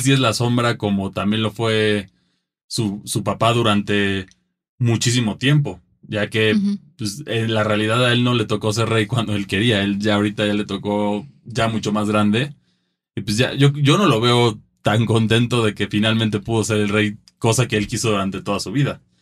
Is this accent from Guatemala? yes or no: no; Mexico; como mexicanos nosotros